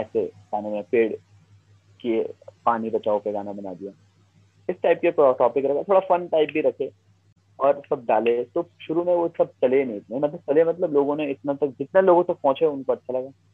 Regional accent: Uttarakhand, India; हमारे लोकल लोग हैं जो हमारे उत्तराखंड की जो जनसंख्या है

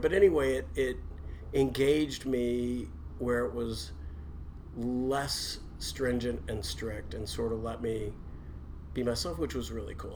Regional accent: Louisville, Kentucky, United States; I was born in Louisville. I was born in 1962

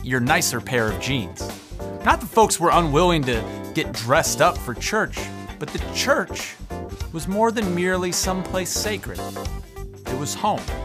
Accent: Colorado, United States; I grew up in Colorado

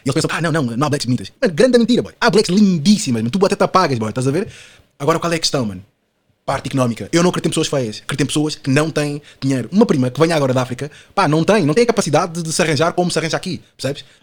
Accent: Portugal; born there; Eu nasci em Portugal, portanto a minha cultura, pá, é toda europeia.

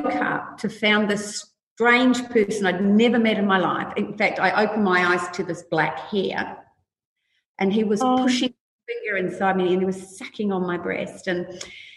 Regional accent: New Plymouth, Taranaki, New Zealand; I grew up in New Zealand in a little country town called Plymouth

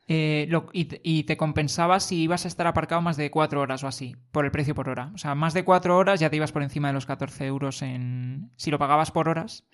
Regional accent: Madrid, Community of Madrid, Spain; somos de Madrid

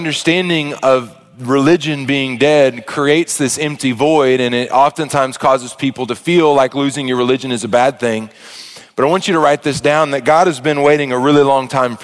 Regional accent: Arkansas, United States; I was a single child growing up in Arkansas

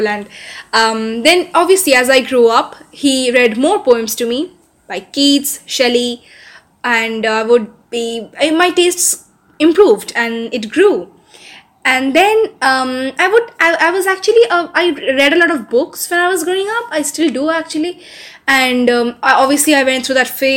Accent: Kolkata, West Bengal, India; also born or lived in Haldia, West Bengal / Delhi; I am from Kolkata. Actually, I grew up in a coastal town called Haldia. Just some 120 kilometers off Kolkata. But I spent most of my adolescence here

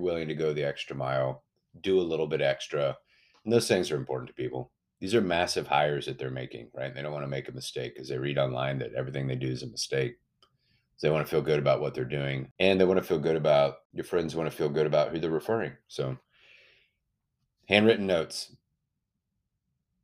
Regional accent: Austin, Texas, United States; I'm from Austin, Texas

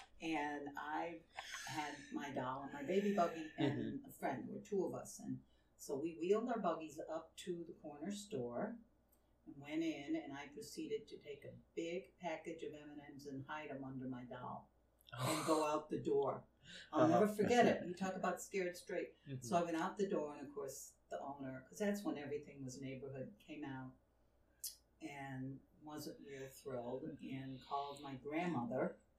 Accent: New England, United States; accent: New England; After all these years. They still say, okay, where are you from in New England?

